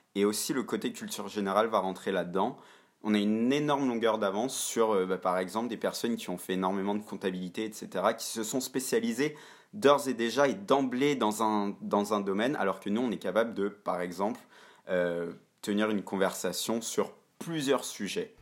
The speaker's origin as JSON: {"language": "French", "town": "Montreal", "region": "Quebec", "country": "Canada", "tie": "born or raised there", "said": "je suis passé par le système français à Montréal. Donc, j'ai fait mon lycée"}